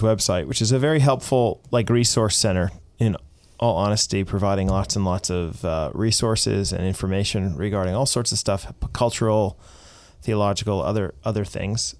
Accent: United States; I am an American

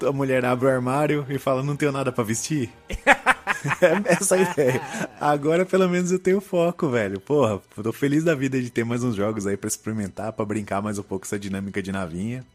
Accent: Barbacena, Minas Gerais, Brazil; quando eu era criança lá em Barbacena

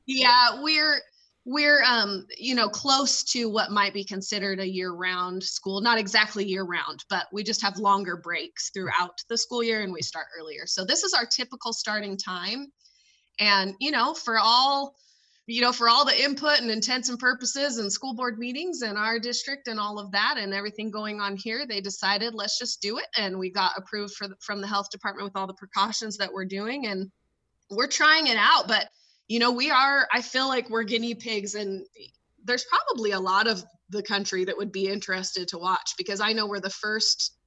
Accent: California, United States; moved away; growing up in California

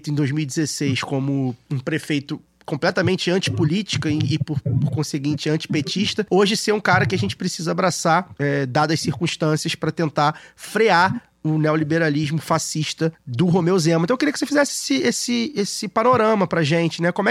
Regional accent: Rio de Janeiro, Brazil; eu e Daniel, que somos aqui do Rio

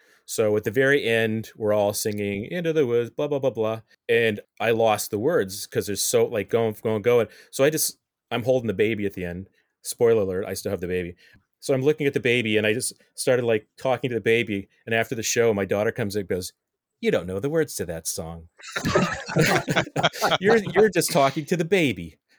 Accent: Midwest, United States; I grew up in the Midwest. Lance, you grew up in the Midwest. And there was no community theater where I grew up. I can tell you that. And coming out here, it's so nice to have those outlets.

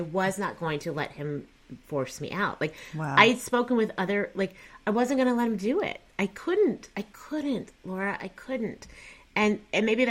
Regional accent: Texas, United States; also born or lived in Columbia, Missouri; I'm from Texas.

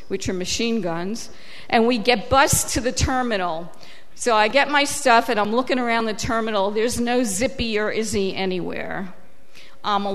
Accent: New York City, New York, United States; also born or lived in Israel; I grew up in Queens and went to Queens College, City University

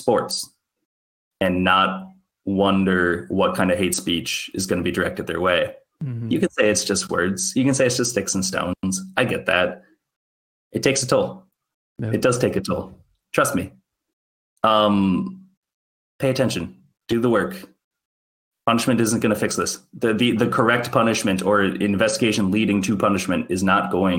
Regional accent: Minnesota, United States; I'm a Minnesotan through and through

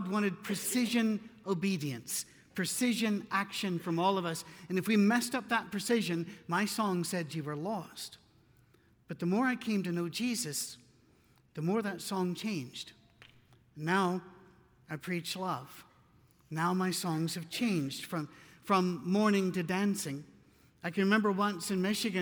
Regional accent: United Kingdom; I'm British

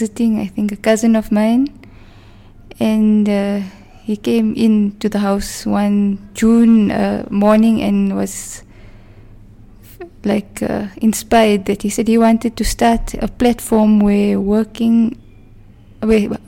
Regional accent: Witbank, Mpumalanga, South Africa; also born or lived in Johannesburg; I was born in Witbank. My parents stay in Pine Ridge. I went to school in Pine Ridge with my primary school. Thereafter, I went to a Model C school in the Witbank High School

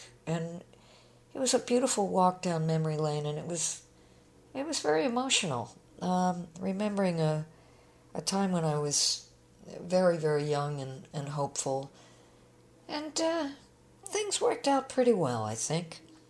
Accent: Chicago, Illinois, United States; also born or lived in London; I'm going to be flying back to my hometown, Chicago.

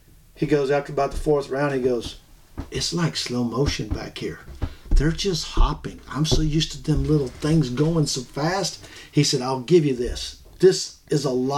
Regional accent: Florida, United States; I'm from Florida

